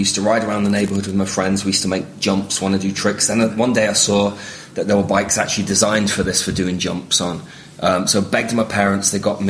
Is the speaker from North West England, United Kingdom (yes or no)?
yes; Southport, North West England, United Kingdom; also born or lived in Liverpool; Now, this is in Southport in Lancashire, in the northwest of England, where I grew up. I was born in Liverpool, but grew up just to the north in Lancashire, which is where my dad was from.